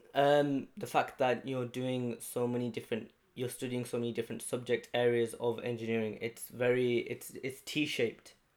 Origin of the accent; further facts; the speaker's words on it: Halifax, Yorkshire and the Humber, United Kingdom; I come from Halifax in West Yorkshire